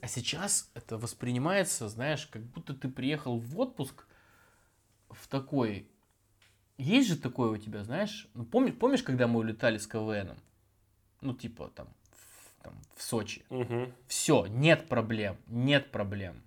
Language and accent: Russian; Chekhov, Sakhalin Oblast, Russia; я просто вырос в Чехове, я более-менее в лесу-то и вырос